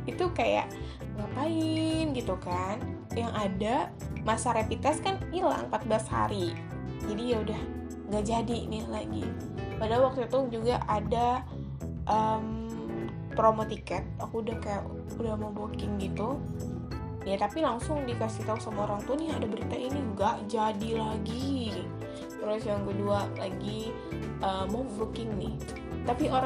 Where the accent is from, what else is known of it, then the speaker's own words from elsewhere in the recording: Magelang, Central Java, Indonesia; saudara aku di Jogja bukan Jogja sih Magelang nah di dia tuh ngasih tahu bahwa di Magelang itu di kampung aku